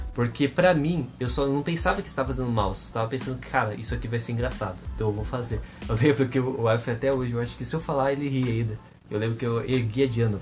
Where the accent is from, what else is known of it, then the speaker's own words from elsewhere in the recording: Artur Nogueira, São Paulo, Brazil; moved away; also born or lived in Limeira; eu morei grande parte da minha vida em Arthur Nogueira